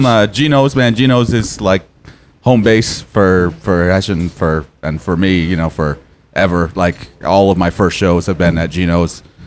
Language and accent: English; Portland, Maine, United States; I was born in Portland in a uh, long time ago. And uh, uh, yeah, I lived there all my life